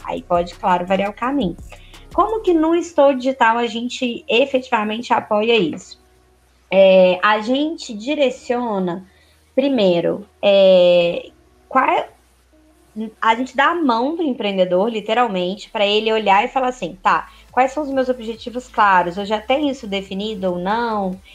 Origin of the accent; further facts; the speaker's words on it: Minas Gerais, Brazil; Eu sou mineira